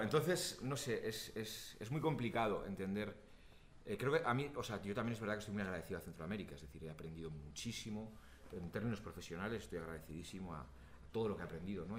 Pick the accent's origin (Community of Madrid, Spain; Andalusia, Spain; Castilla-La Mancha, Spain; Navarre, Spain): Navarre, Spain; Pamplona; Yo soy vasco, yo soy del País Vasco, de Pamplona.